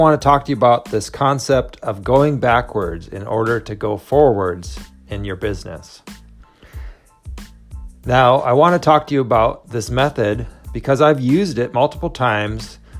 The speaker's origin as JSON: {"language": "English", "region": "Minnesota", "country": "United States", "tie": "born or raised there", "moved": "yes", "lives_now": "California, United States", "said": "I grew up in Minnesota"}